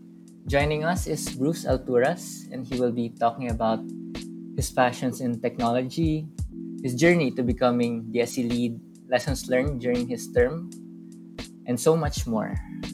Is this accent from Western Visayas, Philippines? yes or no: yes; Iloilo, Western Visayas, Philippines; now in Manila, Philippines; I'm from Iloilo. Yeah, so I'm also from Visayas. So whenever I would go home from Manila